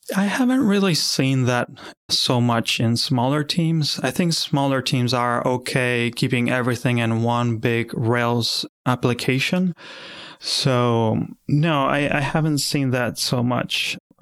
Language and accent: English; Argentina; moved away as an adult; now in Philadelphia, United States; I come from Argentina